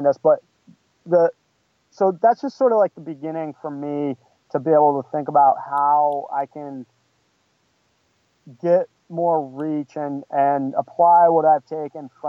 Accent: New England, United States; moved away as an adult; also born or lived in Bakersfield, California; now in Los Angeles, United States; where her and I grew up in New England area

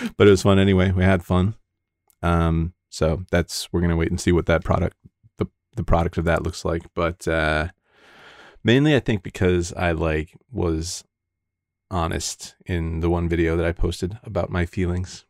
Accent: Grosse Pointe, Michigan, United States; now in Las Vegas, United States; I was actually born in the suburbs

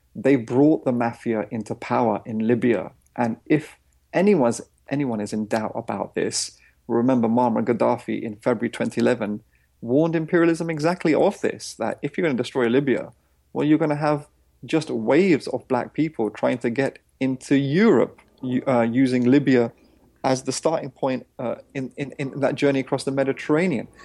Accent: India; I come from Indian villages

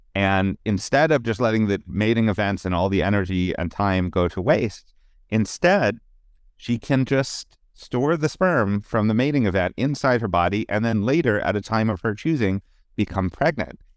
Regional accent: Pittsburgh, Pennsylvania, United States; born or raised there

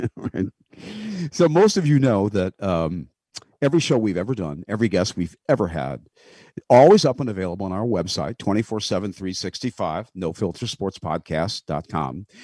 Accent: Grosse Pointe, Michigan, United States; my hometown of Grosse Pointe, Michigan

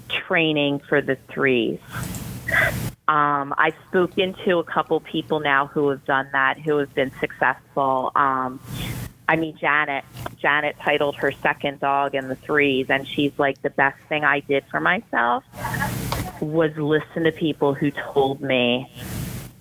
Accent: Philadelphia, Pennsylvania, United States; moved away; also born or lived in Baltimore, Maryland; I'm actually originally from Philly

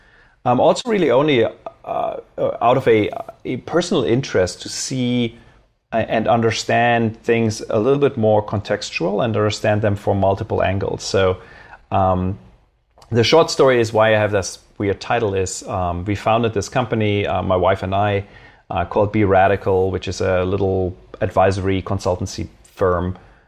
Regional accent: Berlin, Germany; also born or lived in Cologne; I originally grew up in Germany, so I was born in Cologne. I spent my formative years in Berlin

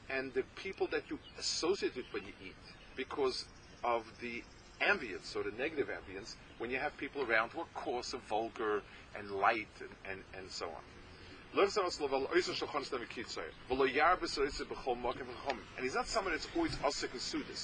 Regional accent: New York City, New York, United States; I was growing up in the East Side

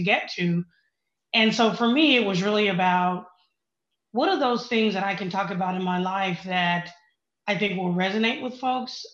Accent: Oklahoma, United States; I grew up in Oklahoma, you know, small town, good values, the whole thing

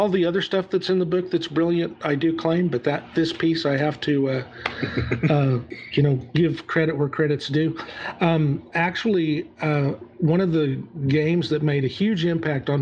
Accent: Southern United States, United States; accent: Southern

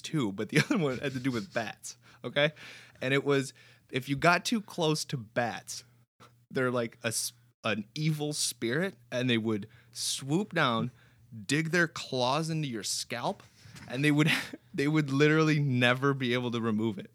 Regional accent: Romania; now in United States; growing up in Romania was interesting.

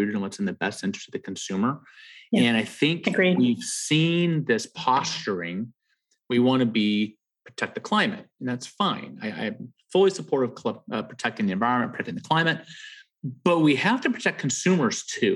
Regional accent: Southern California, United States; I grew up in Southern California

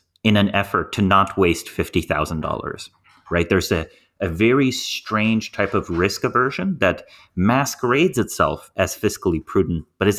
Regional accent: Slovenia; I grew up in Slovenia with a population of 2 million people.

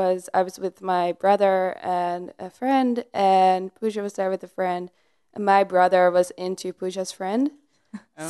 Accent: Netherlands; I was growing up in the Netherlands and I did a lot of theater, like dance related things.

